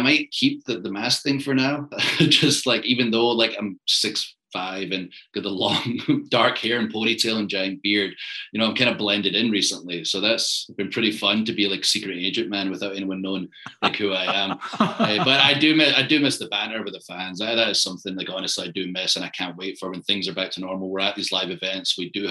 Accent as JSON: {"language": "English", "town": "Tampa", "region": "Florida", "country": "United States", "said": "But also I'm from Tampa, so I support the local teams."}